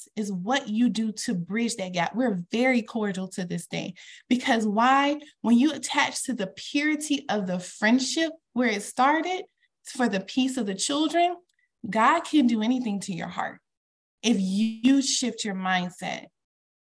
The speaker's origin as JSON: {"language": "English", "region": "the South", "country": "United States", "said": "I'm from the South"}